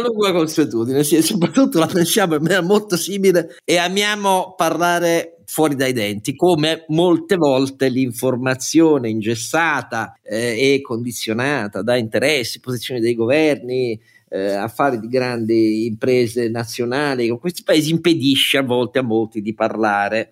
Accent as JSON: {"language": "Italian", "country": "Italy", "said": "il mio paese"}